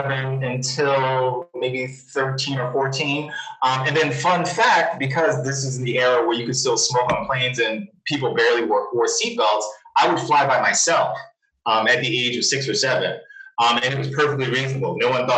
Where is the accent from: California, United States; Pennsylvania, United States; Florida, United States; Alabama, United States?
Pennsylvania, United States; Philadelphia; also born or lived in Lafayette, Louisiana; I grew up in Philadelphia.